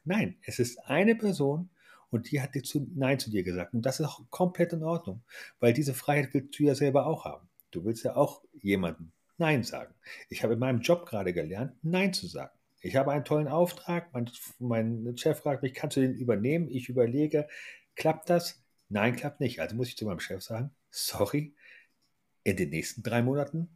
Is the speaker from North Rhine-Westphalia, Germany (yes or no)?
no; Hanover, Lower Saxony, Germany; moved away as an adult; komme aus Hannover, habe dort die ersten 26 Jahre verbracht.